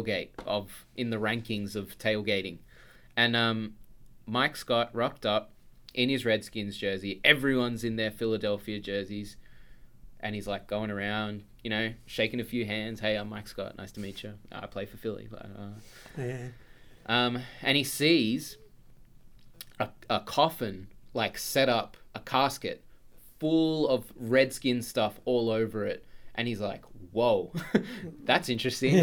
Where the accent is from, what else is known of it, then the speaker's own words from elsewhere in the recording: Australia; I'm Australian